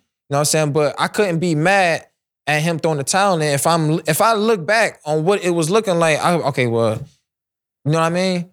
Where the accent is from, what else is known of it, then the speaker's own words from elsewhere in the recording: Cleveland, Ohio, United States; my hometown, Cleveland, Ohio.